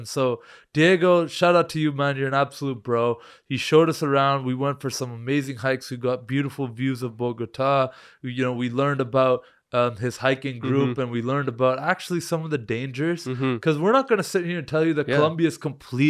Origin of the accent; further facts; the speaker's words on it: Canada; Oh, you're from Canada. I'm like, yeah, man, we're from Canada.